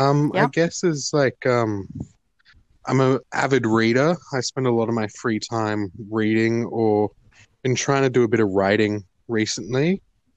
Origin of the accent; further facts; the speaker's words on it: Canberra, Australian Capital Territory, Australia; moved away as an adult; also born or lived in Beijing / London; now in Melbourne, Australia; Born in Canberra, but spent the first 4 years of my life living in Beijing. Came back to Canberra, then went and lived in London for 3 years before coming back to Canberra again, finishing high school, and then moving down to Melbourne for study